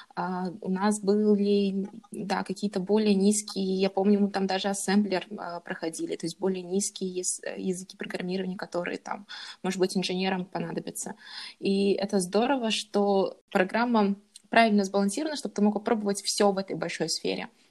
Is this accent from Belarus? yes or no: no; Kazakhstan; moved away as an adult; also born or lived in Japan; now in Germany; я из Казахстана.